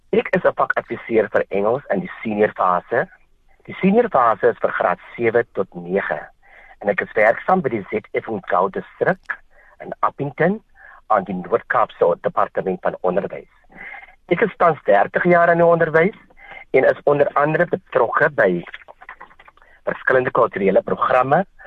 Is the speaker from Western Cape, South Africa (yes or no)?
yes; Wellington, Western Cape, South Africa; moved away as an adult; also born or lived in Kakamas, Northern Cape; Ek het groot geword in 'n Bolandse dorp genaamd Wellington